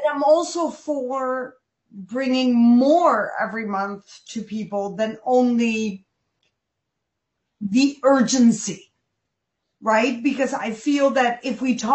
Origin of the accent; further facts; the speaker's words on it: Pakistan; I was born in Pakistan, and I was born as a Muslim baby